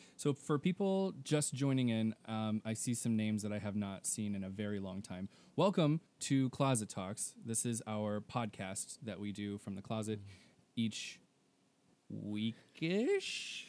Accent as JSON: {"language": "English", "region": "Texas", "country": "United States", "said": "I'm from Texas"}